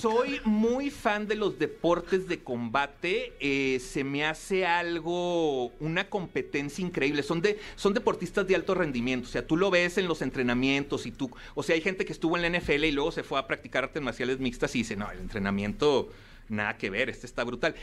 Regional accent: Torreón, Coahuila, Mexico; also born or lived in Piedras Negras; yo soy de Torreón

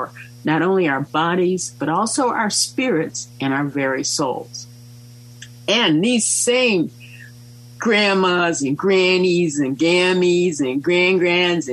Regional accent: United States

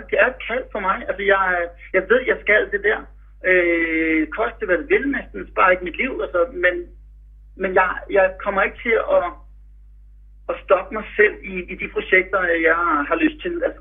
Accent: Denmark; vi er fire danskere.

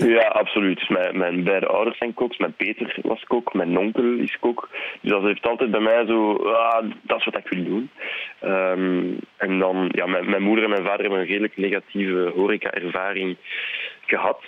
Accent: Leuven area, Flanders, Belgium; first language French; Dutch is a second language; We komen allebei rond het, van het Leuvense

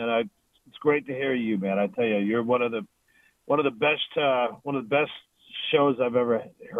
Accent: South Florida, United States; now in Charlotte, United States; I'm originally from South Florida, moved here to Charlotte about 14 years ago now.

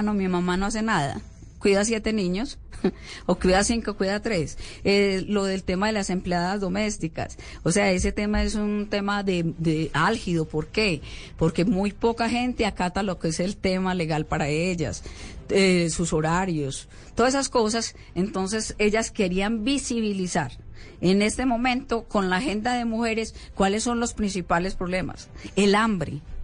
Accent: Ituango, Antioquia, Colombia; yo nací en Santa Rita de Ituango.

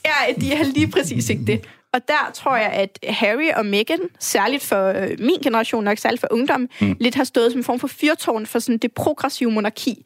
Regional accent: Brønderslev, North Denmark Region, Denmark; moved away as an adult; also born or lived in Risskov, Aarhus; now in Aarhus, Denmark; der, hvor jeg er fra, i Brønderslev i Nordjylland

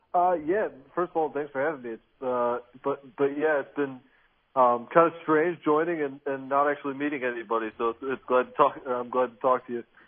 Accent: Grand Rapids, Michigan, United States; I grew up in Grand Rapids, Michigan

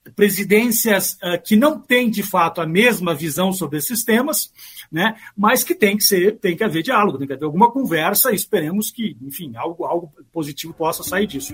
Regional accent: Brazil; moved away; nós, brasileiros, embora eu more aqui, eu né, sou brasileiro

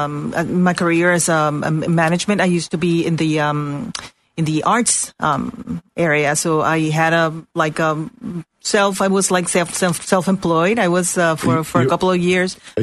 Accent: Puerto Rico; moved away as an adult; also born or lived in West Palm Beach, Florida; now in Orlando, United States; I'm originally from Puerto Rico. I moved to Florida like 5 years ago

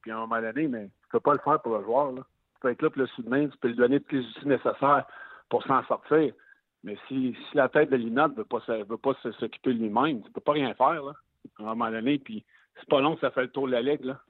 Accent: Quebec City, Quebec, Canada; je suis né à Québec.

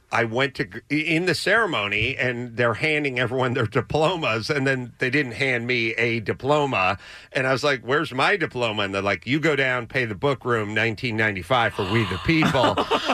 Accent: Los Angeles, California, United States; I was going to North Hollywood High to the Taco Bell across the street from North Hollywood High, and I lived up the street from the Taco Bell

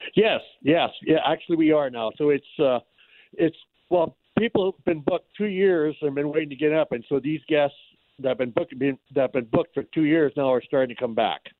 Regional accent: about 200 miles north of Emo, northwestern Ontario, Canada; now in Emo, Canada; we actually uh, were up uh, probably about 200 miles north of where we got our water lodge

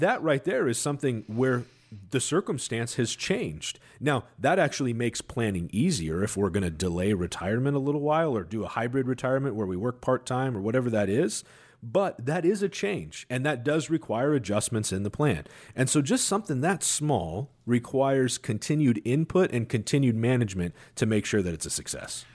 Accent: Seattle, Washington, United States; I'm homegrown, right? I'm from Seattle

